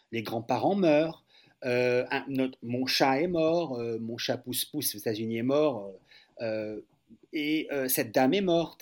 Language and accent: French; France; les Français